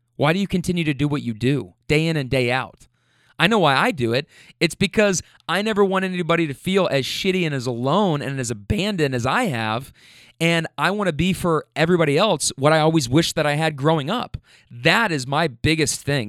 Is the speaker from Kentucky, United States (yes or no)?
yes; Louisville, Kentucky, United States; I rep Louisville, Kentucky